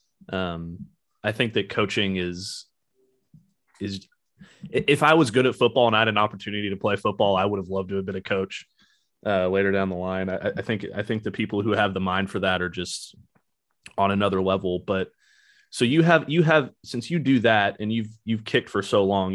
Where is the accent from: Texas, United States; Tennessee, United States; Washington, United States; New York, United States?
Texas, United States; Dallas; moved away; I grew up in Dallas as well